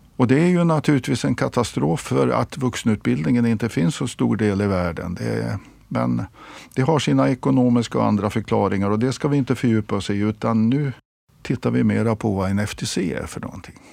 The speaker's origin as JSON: {"language": "Swedish", "country": "Sweden", "said": "som svensk"}